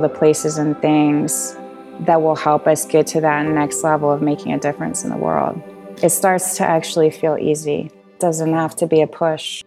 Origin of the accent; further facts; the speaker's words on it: central Vermont, United States; also born or lived in Colorado; now in Asheville, United States; I was born in the Green Mountains of Vermont